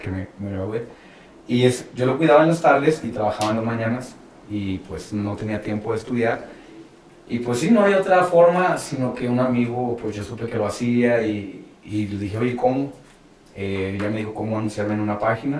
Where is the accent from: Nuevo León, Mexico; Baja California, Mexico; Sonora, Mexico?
Nuevo León, Mexico; Monterrey; moved away as an adult; now in Mexico City, Mexico; me fui de, de Monterrey y me, me, iba por varios lugares a trabajar